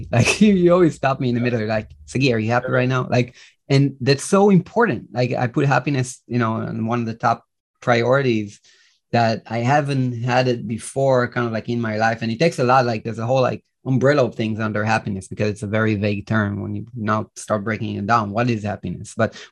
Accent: Israel; English is a second language; also born or lived in Minneapolis, United States; I reside in Israel. That's where I was born and raised. I lived 3 years in the US, by the way. I don't know if you guys know this, but I lived 3 years in Minneapolis. That's where I got my English as a kid

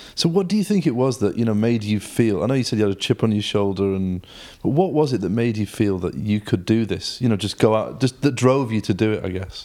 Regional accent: Stockport, North West England, United Kingdom; now in Manchester, United Kingdom; I was born in Stockport

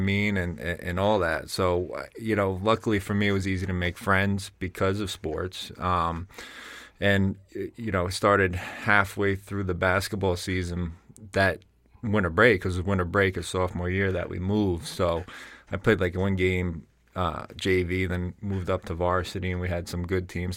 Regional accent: Bergen County, New Jersey, United States; accent: Jersey; moved away as an adult; growing up in New Jersey, moving up to here

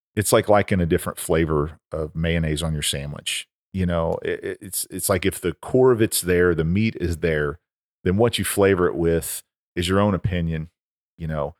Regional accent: Oklahoma, United States; When I was a kid growing up in Oklahoma

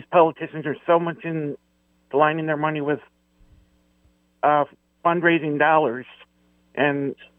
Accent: Buffalo, New York, United States; I'm from Buffalo

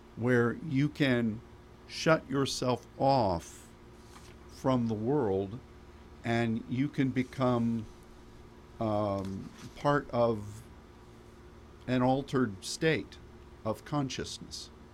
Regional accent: United States

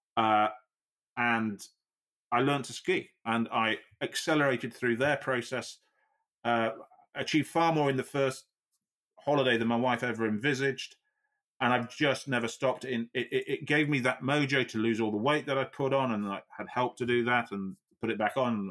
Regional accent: Yorkshire and the Humber, United Kingdom; I'm a Yorkshireman

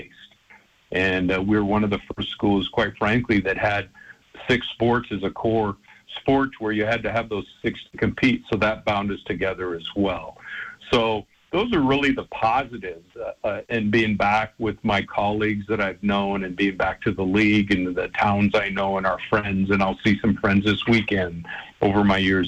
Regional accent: Spokane, Washington, United States; now in Portland, United States; being from the Northwest, my wife's family's from Portland. She was raised in North Seattle, and of course, I'm from Spokane

